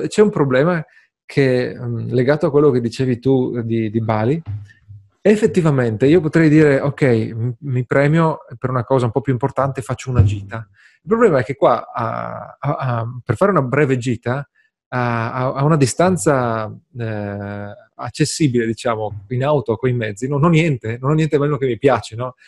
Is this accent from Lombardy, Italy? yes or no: no; Friuli-Venezia Giulia, Italy; sono friulano, i friulani sono gente triste